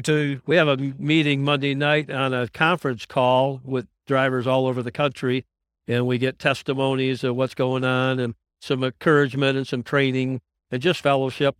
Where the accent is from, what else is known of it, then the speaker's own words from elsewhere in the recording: West Michigan, United States; I'm from West Michigan